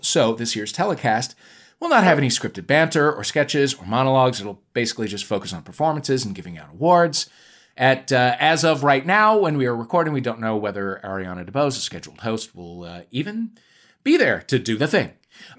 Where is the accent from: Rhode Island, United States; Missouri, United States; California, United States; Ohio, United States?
Missouri, United States; St. Louis; We're from St. Louis.